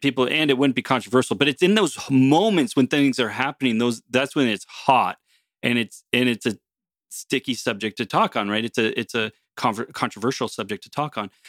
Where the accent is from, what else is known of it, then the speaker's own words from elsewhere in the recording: United States; now in Canada; originally as an American, having come to Canada